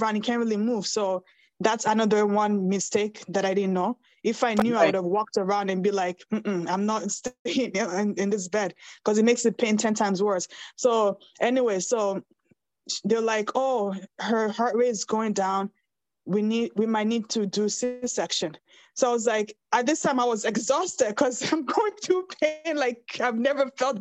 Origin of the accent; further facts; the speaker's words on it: Nigeria; moved away; I'm Nigerian